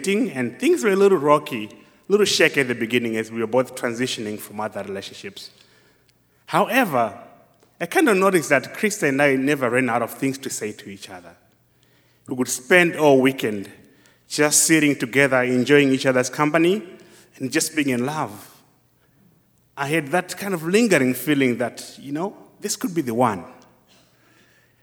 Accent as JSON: {"language": "English", "country": "Zimbabwe", "moved": "yes", "said": "do my own field research work in my home country, Zimbabwe"}